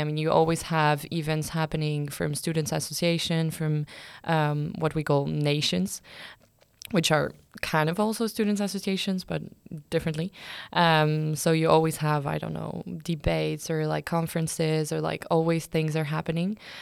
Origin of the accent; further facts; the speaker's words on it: France; moved away as an adult; now in Lund, Sweden; I'm from France.